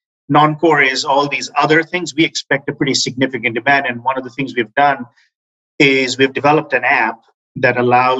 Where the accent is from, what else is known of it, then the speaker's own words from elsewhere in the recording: Chittagong, Chittagong Division, Bangladesh; also born or lived in Dhaka, Bangladesh; now in United States; raised in Chittagong for 8 or 9 years of my life